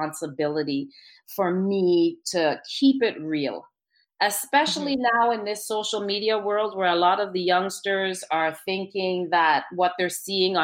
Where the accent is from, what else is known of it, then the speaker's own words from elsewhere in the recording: Trinidad & Tobago; now in Canada; I'm from Trinidad